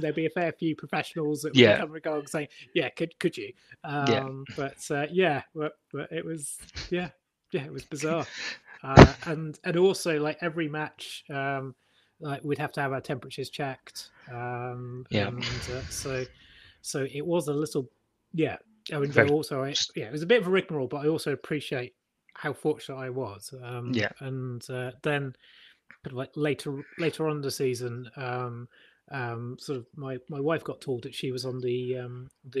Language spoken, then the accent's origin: English; Plymouth, South West England, United Kingdom; also born or lived in Sutton; I spent my teenage years in Plymouth. I was born in Sutton